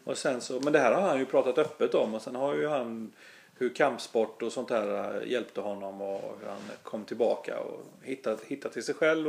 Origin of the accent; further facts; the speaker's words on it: Gothenburg, Västra Götaland, Sweden; accent: Gothenburg dialect; also born or lived in Stockholm; jag är ju göteborgare. Jag, bo, jag har bott här sedan jag var 11 år